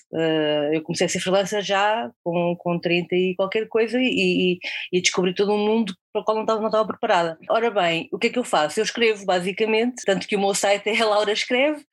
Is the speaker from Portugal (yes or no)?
yes; near Coimbra, Centro, Portugal; moved away as an adult; also born or lived in Guarda; Eu não sou de Lisboa, eu sou de, de, de perto de Coimbra